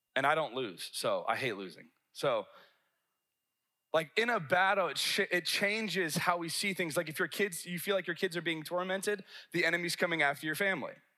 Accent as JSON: {"language": "English", "region": "the South", "country": "United States", "said": "I'm from a big city from the South."}